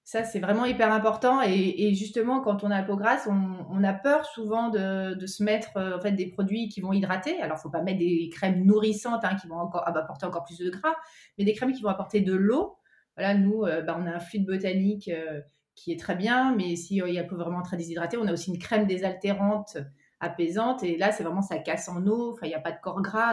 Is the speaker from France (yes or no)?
yes; Cantal, Auvergne-Rhône-Alpes, France; je suis originaire d'Auvergne, du Cantal, plus particulièrement.